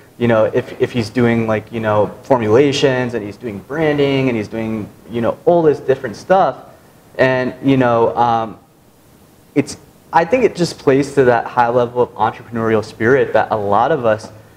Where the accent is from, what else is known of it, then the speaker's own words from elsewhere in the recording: United States; integrated into American society, born here